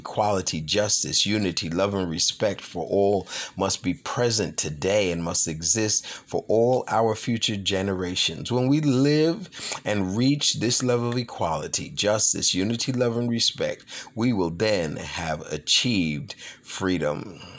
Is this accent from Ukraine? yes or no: yes; Ukraine; born there; I was born in the Ukraine and have been fortunate enough to experience various cultures and customs while spending time in different parts of the world.